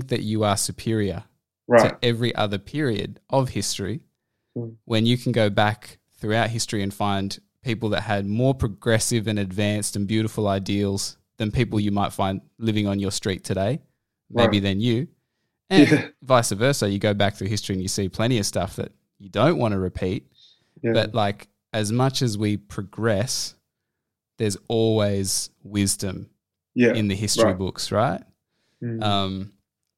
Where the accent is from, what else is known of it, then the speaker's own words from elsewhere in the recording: Australia; as like an Australian millennial